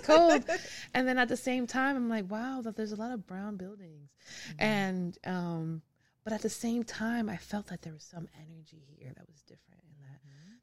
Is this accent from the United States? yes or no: yes; Hialeah, Florida, United States; moved away as an adult; also born or lived in California; now in Memphis, United States; I am originally from Miami. I grew up in Hialeah